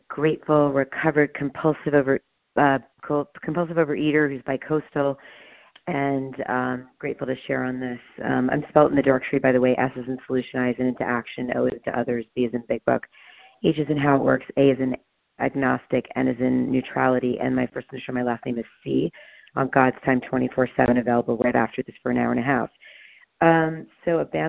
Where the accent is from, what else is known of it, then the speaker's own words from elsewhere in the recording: New York City, New York, United States; now in Santa Monica, United States; I grew up in Queens.